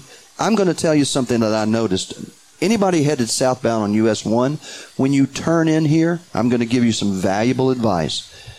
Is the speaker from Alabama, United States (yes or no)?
yes; Alabama, United States; moved away; I'm from Alabama.